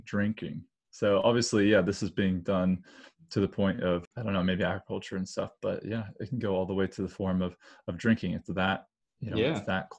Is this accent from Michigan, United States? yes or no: no; Idaho, United States; my hometown is in Idaho